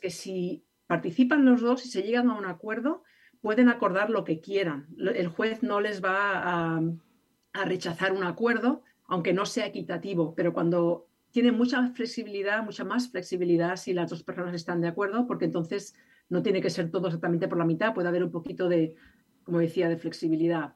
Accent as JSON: {"language": "Spanish", "country": "Spain", "moved": "yes", "lives_now": "California, United States", "said": "yo soy de España"}